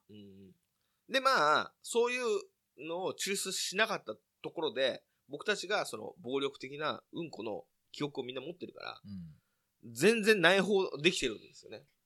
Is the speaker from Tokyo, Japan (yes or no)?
yes; near Nakano, Tokyo, Japan; その中野ってところも僕の実家から近いっていうこともあり